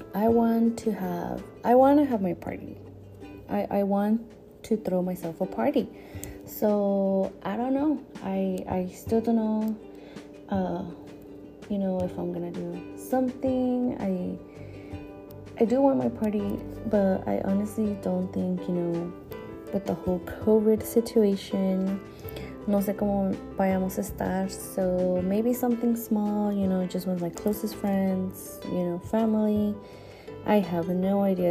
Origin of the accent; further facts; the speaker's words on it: San Luis Obispo, California, United States; also born or lived in State of Mexico, Mexico; I was born in Mexico, in el estado de Mexico. I was born there and I moved to this country when I was what, around like seven or eight years old. So yeah, ever since I grew up here in San Luis Obispo